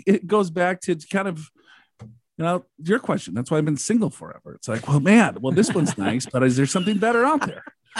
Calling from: Abilene, Texas, United States; from Abilene.

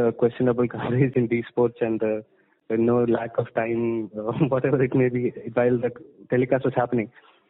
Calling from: Kerala, India; Hi, I am joining you from Kerala.

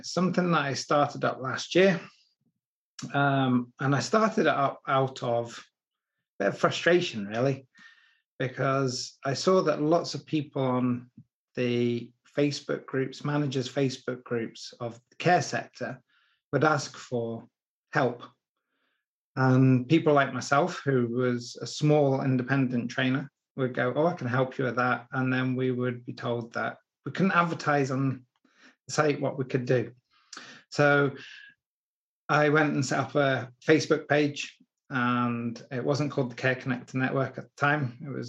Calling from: Mauchline, Scotland, United Kingdom; A place called Mauchline, which is in Scotland. It's Robbie Burns country.

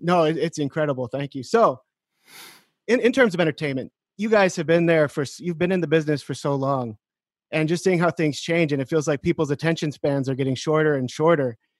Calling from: Cloquet, Minnesota, United States; I'm calling from a small town called Cloquet in Minnesota

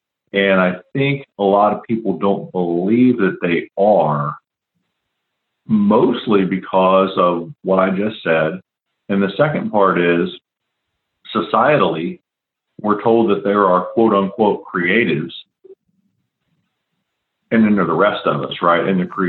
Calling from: West Chester, Ohio, United States; A little north of Cincinnati, Ohio. Okay. A town most people have never heard of called Westchester, Ohio.

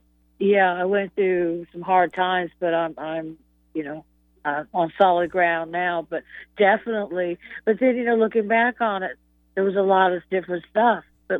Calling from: Raleigh, North Carolina, United States; From Raleigh.

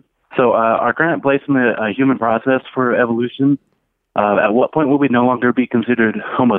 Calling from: Denver, Colorado, United States; Hi, calling from Denver, Colorado.

